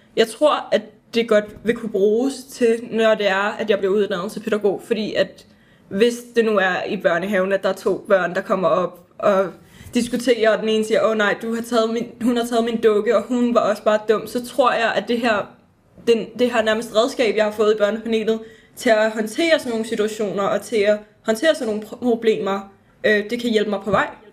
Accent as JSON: {"language": "Danish", "area": "Vestegnen", "region": "Capital Region of Denmark", "country": "Denmark", "said": "vi er fra Vestegn"}